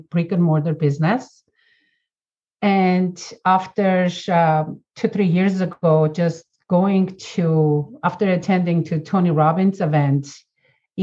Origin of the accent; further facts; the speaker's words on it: Armenia; moved away as an adult; now in United States; born and raised in Armenia, former Soviet Union